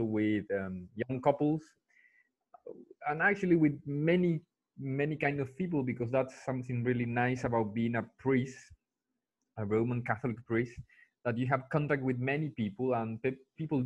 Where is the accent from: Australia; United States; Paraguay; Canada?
Paraguay; English is a second language; also born or lived in United Kingdom / Chile / Germany; the country which I come from, Paraguay